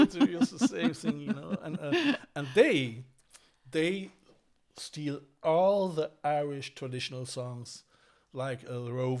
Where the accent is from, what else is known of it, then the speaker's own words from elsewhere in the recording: Cologne, North Rhine-Westphalia, Germany; also born or lived in West Cork; now in Ireland; I'm coming from Cologne.